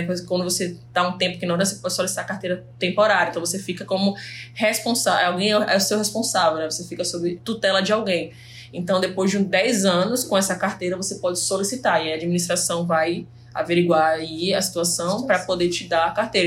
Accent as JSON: {"language": "Portuguese", "town": "Fernando de Noronha", "region": "Pernambuco", "country": "Brazil", "tie": "born or raised there", "also_born_or_lived": "Recife"}